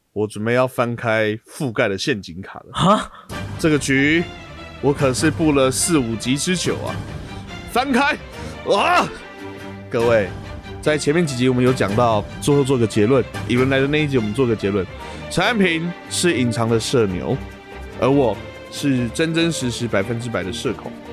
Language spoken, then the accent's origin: Chinese; Taiwan; 因为在我们台湾人的心中，座座都是博爱座